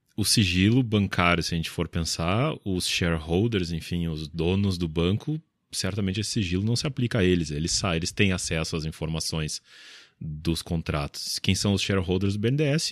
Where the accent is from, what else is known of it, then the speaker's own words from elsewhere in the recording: Porto Alegre, Rio Grande do Sul, Brazil; eu sou de Porto Alegre